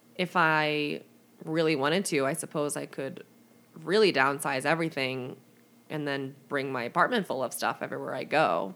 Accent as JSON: {"language": "English", "town": "St. Louis", "region": "Missouri", "country": "United States", "tie": "born or raised there", "also_born_or_lived": "Chicago", "moved": "as an adult", "said": "I grew up in St. Louis, went to nursing school in Chicago, and then went back to St. Louis for my first job"}